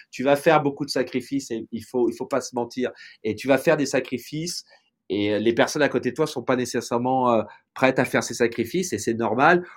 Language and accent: French; Tours, Centre-Val de Loire, France; moved away as an adult; now in Los Angeles, United States; je suis né à Tours, j'ai vécu en France